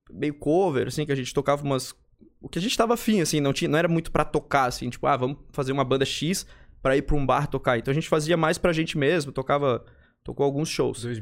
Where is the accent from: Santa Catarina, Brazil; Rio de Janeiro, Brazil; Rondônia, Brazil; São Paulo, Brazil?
Santa Catarina, Brazil; Florianópolis; Sou daqui, Manezinho.